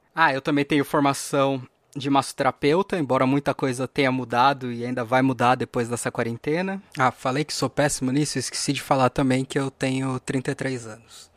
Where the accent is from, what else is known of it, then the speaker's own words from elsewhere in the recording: São Paulo, Brazil; eu nasci em São Paulo, capital